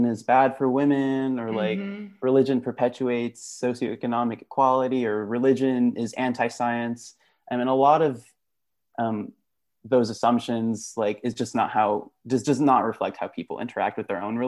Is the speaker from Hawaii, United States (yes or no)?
no; Dallas, Texas, United States; moved away as an adult; also born or lived in Gujarat (ancestry); now in Stanford, United States; I am Gujarati, a second generation immigrant, actually originally from Texas, from the Dallas area